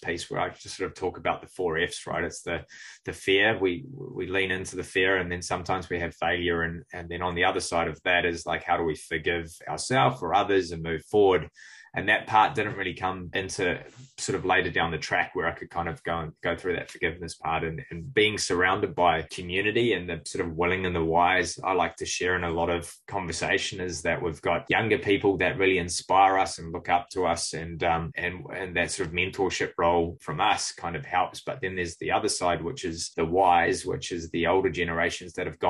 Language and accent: English; Cook Islands; now in New Zealand; growing up in the Cook Islands